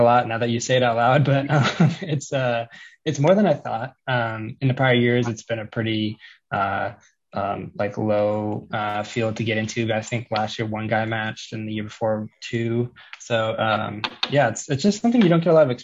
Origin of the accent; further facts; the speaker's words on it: Colorado, United States; I'm from Colorado